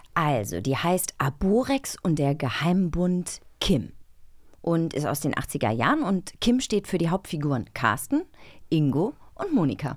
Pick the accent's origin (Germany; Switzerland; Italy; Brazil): Germany; Baltic Sea coast; Ich bin an der Ostsee aufgewachsen